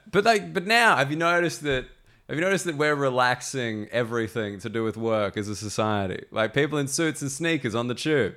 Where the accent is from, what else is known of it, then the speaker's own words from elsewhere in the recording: Sydney, New South Wales, Australia; accent: Australian; moved away as an adult; now in London, United Kingdom; I say that I'm Australian